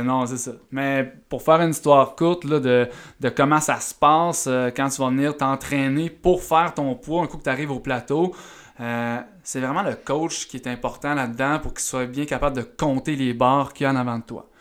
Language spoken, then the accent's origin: French; Eastern Townships, near Sherbrooke, Quebec, Canada; je viens des cantons de l'Est. Euh, je viens d'un petit village proche de, Sherbrooke.